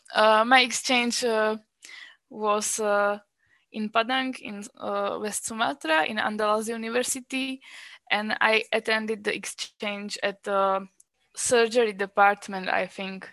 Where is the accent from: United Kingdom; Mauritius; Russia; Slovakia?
Slovakia; moved away as an adult; also born or lived in Czech Republic; I'm a Slovak girl. I was born in Slovakia, but I studied medicine in Czech Republic.